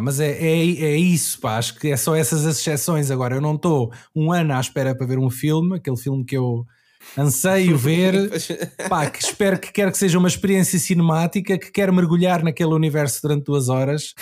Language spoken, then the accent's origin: Portuguese; Anadia, Aveiro District, Portugal; now in Lisbon, Portugal; eu sou da Nadia, que é no Distrito de Aveiro, mas estou a viver uhum. em Lisboa.